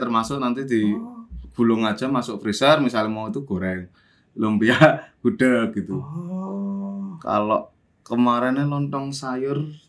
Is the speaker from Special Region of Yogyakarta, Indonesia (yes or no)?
yes; Yogyakarta, Special Region of Yogyakarta, Indonesia; moved away as an adult; also born or lived in Jakarta; ke Jogja neng kelahir, tanah kelahiranku